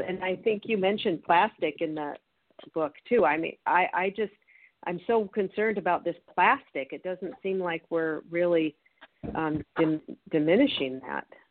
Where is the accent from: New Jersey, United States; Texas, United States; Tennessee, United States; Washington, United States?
Washington, United States; Federal Way; moved away; I'm from Federal Way, 30 minutes outside of Seattle. That's that's my home up there.